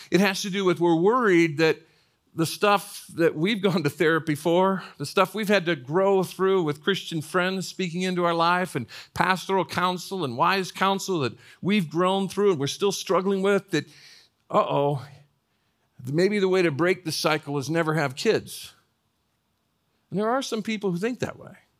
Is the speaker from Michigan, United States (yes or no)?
no; northern Indiana, United States; moved away as an adult; I grew up in northern Indiana, about an hour and a half out of Chicago